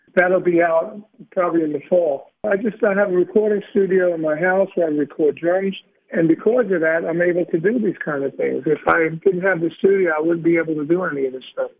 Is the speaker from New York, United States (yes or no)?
yes; New York City, New York, United States; I'm from Brooklyn